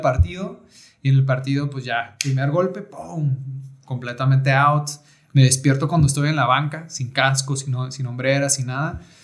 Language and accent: Spanish; Rosarito, Baja California, Mexico; also born or lived in Tijuana; soy nacido en Tijuana. Nacido en Tijuana, pues porque en Rosarito en aquellos tiempos no, no había hospitales